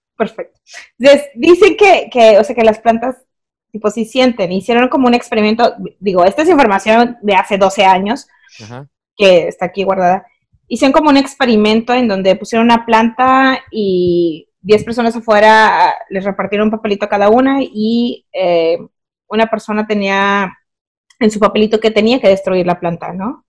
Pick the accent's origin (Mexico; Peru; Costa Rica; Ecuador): Mexico; sí soy de Valle Verde